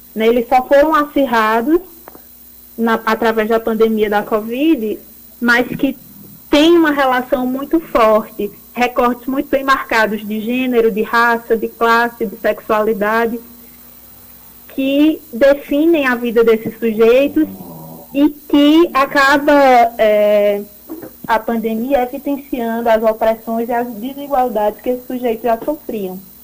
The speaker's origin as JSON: {"language": "Portuguese", "region": "Pernambuco", "country": "Brazil", "also_born_or_lived": "Campina Grande", "moved": "yes", "said": "Eu sou pernambucana"}